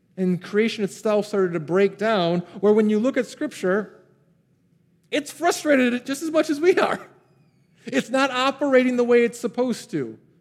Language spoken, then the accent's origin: English; Pontiac, Michigan, United States; I grew up in a town called Pontiac